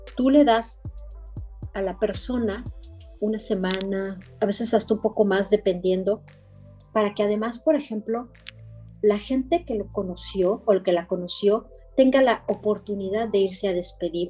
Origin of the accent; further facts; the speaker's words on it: Mexico; now in Belgium; Yo, como mexicano